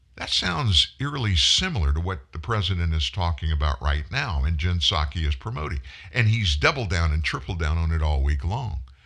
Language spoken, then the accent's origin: English; United States; we as Americans